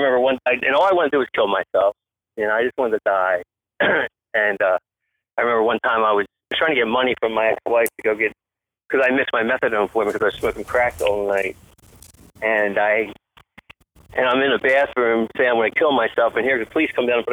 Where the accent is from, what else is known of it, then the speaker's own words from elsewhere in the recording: New Jersey, United States; moved away as an adult; now in Tampa, United States; I'm from Jersey originally, and that's where high school was, and then I came down here for that.